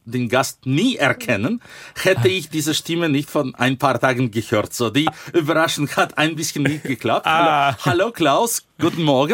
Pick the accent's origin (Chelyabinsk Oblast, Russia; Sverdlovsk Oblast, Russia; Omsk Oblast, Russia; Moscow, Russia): Sverdlovsk Oblast, Russia; Yekaterinburg; German is a second language; moved away as an adult; also born or lived in Dresden; in meiner Heimatstadt Jekaterinburg